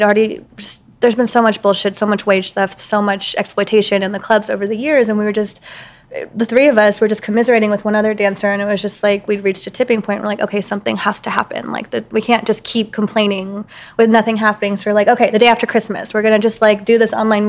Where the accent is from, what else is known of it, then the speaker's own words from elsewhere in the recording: Atlanta, Georgia, United States; moved away as an adult; now in Los Angeles, United States; And I was born and raised in Atlanta. I came to LA in 05.